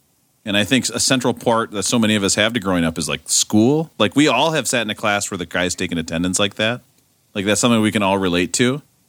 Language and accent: English; Minnesota, United States; somebody who was growing up in Minnesota as a huge